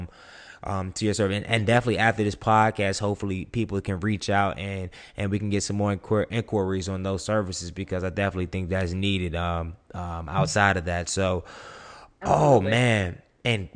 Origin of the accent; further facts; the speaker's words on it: Durham, North Carolina, United States; I'm from Durham, North Carolina